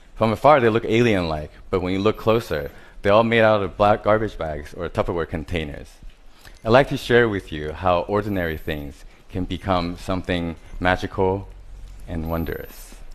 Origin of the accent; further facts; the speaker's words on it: Taiwan; I was born in Taiwan. I grew up surrounded by different types of hardware stores